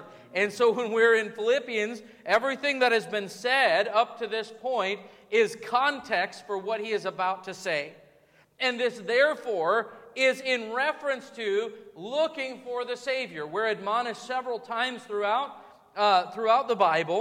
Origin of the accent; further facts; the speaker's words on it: United States; As American Christians